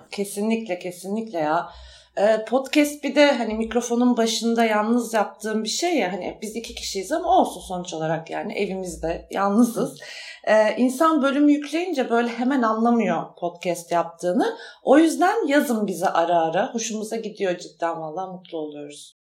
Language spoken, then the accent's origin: Turkish; Istanbul, Turkey; moved away as an adult; now in Ankara, Turkey; İstanbul'da büyüdüm ama 18 yaşında ayrıldım oradan ve Ankara'ya taşındım.